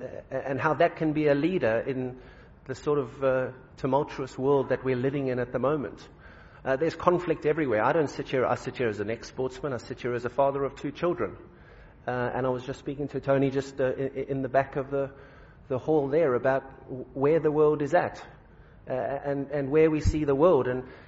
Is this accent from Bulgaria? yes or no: no; South Africa; Can I sit here as a South African?